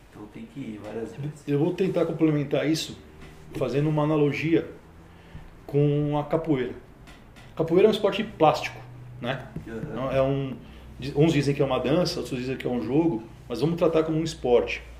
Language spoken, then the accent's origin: Portuguese; Praia Grande, São Paulo, Brazil; also born or lived in Santos; Cara, a gente é de Praia Grande. Praia Grande. É. Eu, eu nasci na Praia Grande. Na, verdade, a gente nasceu eu nasci em Santos porque não tinha hospital na época. Mas minha família já era de Praia Grande faz tempo